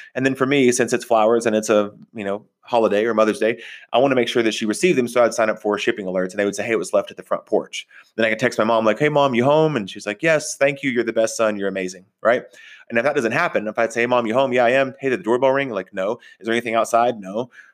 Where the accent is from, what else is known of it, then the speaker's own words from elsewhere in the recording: Texas, United States; also born or lived in Oklahoma; I grew up in Texas, in Oklahoma.